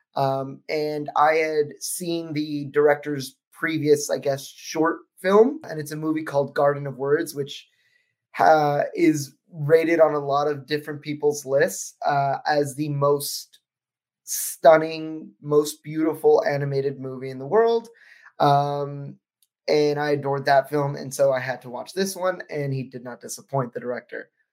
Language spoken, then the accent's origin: English; United States; me as an American